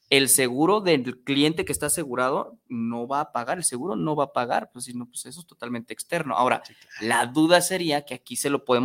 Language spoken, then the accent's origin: Spanish; Mexico; somos mexicanos